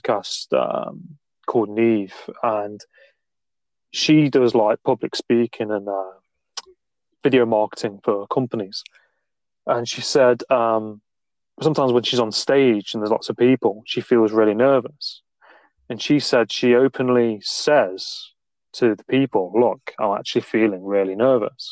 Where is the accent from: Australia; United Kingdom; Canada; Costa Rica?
United Kingdom; Nottingham, East Midlands; I'm from Nottingham, not too far from Stoke-on-Trent.